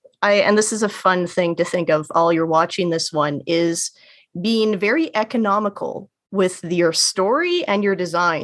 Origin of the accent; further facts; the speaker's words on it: Canada; speaking as a Canadian